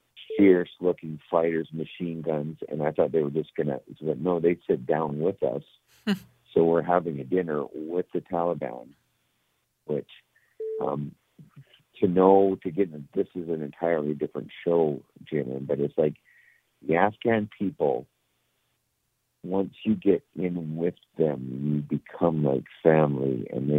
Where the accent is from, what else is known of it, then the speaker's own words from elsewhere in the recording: Canada; I'm from Canada